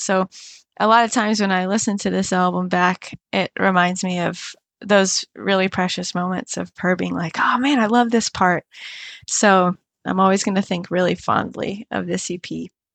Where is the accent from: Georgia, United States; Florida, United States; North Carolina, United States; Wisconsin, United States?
Florida, United States; Cape Coral; went back to my hometown, And I recorded this in Cape Coral, Florida